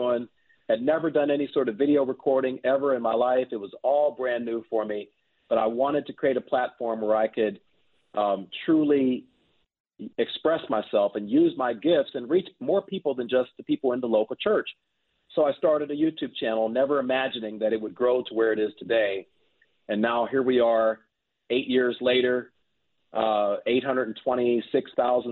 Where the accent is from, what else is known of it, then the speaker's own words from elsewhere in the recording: Pittsburgh, Pennsylvania, United States; I am originally from Pittsburgh, Pennsylvania, and I grew up in a loving Christian home